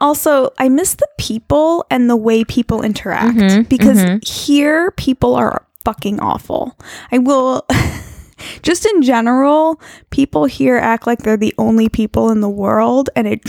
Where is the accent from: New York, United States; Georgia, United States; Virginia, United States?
New York, United States; moved away as an adult; I lived in New York my whole life until I moved out here about 10 years ago